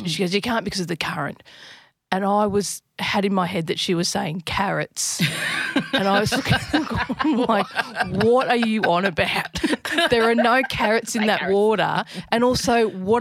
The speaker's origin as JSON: {"language": "English", "town": "Albury", "region": "New South Wales", "country": "Australia", "tie": "born or raised there", "said": "I grew up on the Murray, so I grew up in Albury."}